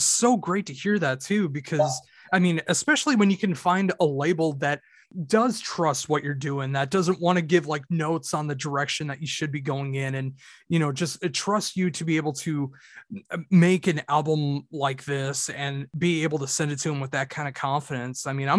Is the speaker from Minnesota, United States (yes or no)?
yes; Minnesota, United States; I'm from Minnesota in the United States.